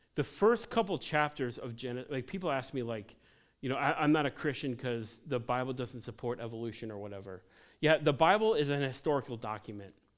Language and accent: English; Cincinnati, Ohio, United States; I grew up in Cincinnati